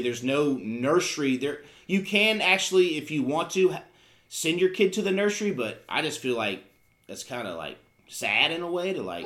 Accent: Charlotte, North Carolina, United States; also born or lived in Virginia; we moved here when I was in kindergarten. So even, I mean, I've been here for almost 30 years. I say, I, I mean, obviously I was raised here

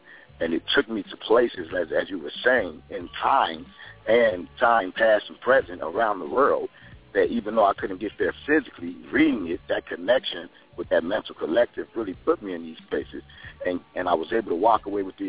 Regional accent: Chicago, Illinois, United States; I was born and raised in Chicago to a mother who was on drugs.

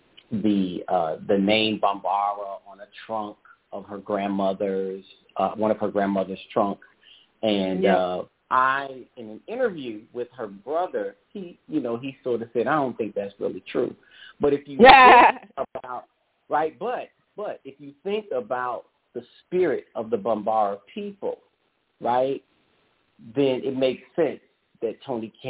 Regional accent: St. Louis, Missouri, United States; I grew up in St. Louis, where all of the museums are free

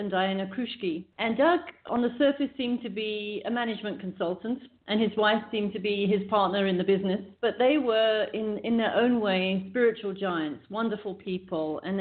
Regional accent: England, United Kingdom; moved away; also born or lived in South Africa / California; I grew up in England

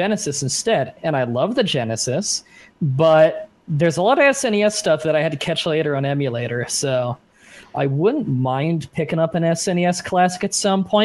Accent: Dunnville, Ontario, Canada; moved away; I grew up in Dunville, Ontario, Canada.

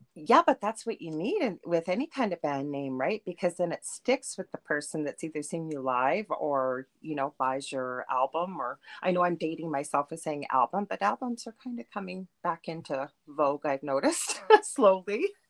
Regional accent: Thunder Bay, Ontario, Canada; I'm from Thunder Bay in Canada

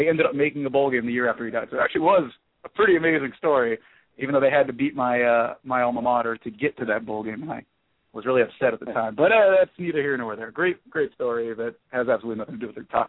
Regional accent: Miami, Florida, United States; moved away as an adult; also born or lived in Pittsburgh / Indiana; I'm from Pittsburgh. I grew up in Miami

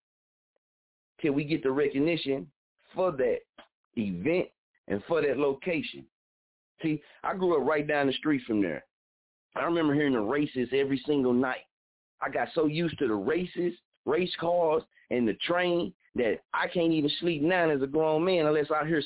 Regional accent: Muskogee, Oklahoma, United States; I'm from, born and raised in Muskogee, Oklahoma

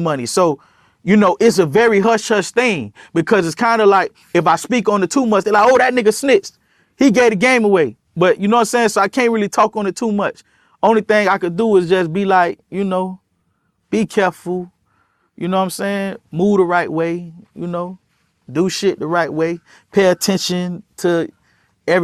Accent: Miami, Florida, United States; I'm from Miami

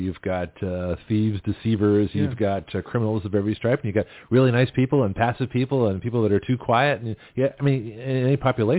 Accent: Australia; now in United States; Because I was judged, you know, coming to this country as an Australian, basically, and was a minority of one.

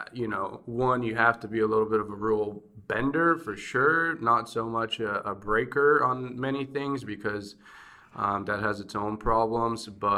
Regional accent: Bulgaria; now in United States; growing up in Bulgaria, especially at a communist time or post-communist time, it's much different.

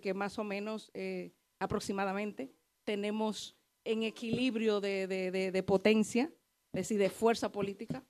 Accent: Bonao, Monseñor Nouel, Dominican Republic; also born or lived in Canary Islands, Spain; now in Madrid, Spain; Soy de Bonao

